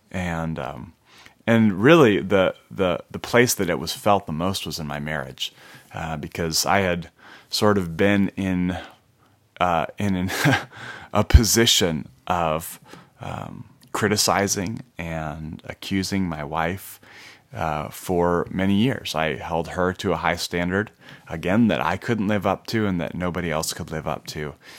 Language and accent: English; Minnesota, United States; I grew up in Minnesota in a Christian home.